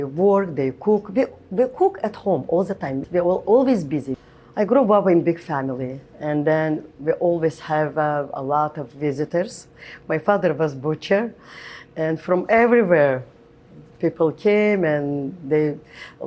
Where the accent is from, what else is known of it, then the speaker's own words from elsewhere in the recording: Qusar, Azerbaijan; moved away as an adult; now in New York, United States; I grew up in Azerbaijan